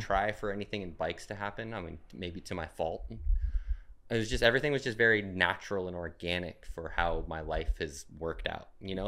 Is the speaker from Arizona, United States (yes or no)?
yes; Phoenix, Arizona, United States; moved away as an adult; now in Portland, United States; I live in Portland now, but I'm from Phoenix.